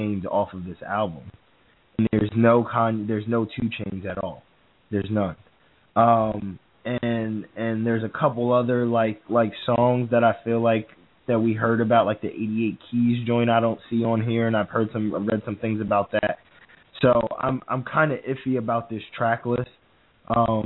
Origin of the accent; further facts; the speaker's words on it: New Jersey, United States; we're from Jersey